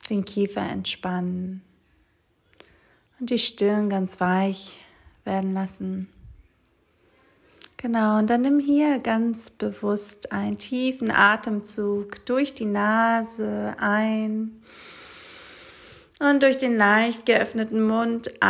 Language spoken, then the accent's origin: German; Greece; German is a second language; moved away as an adult; nach Griechenland auf der kleinen Insel, wo ich aufgewachsen bin, wo ich die ersten 18 Jahre meines Lebens verbracht habe.